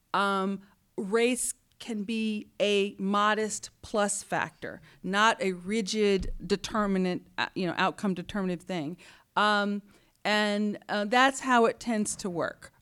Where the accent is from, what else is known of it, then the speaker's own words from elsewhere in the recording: Huntsville, Alabama, United States; I was born in Huntsville, Alabama, uh, a place where Warner von Braun and scientists went in the sixties to help put the man on the moon. So I was surrounded by engineers.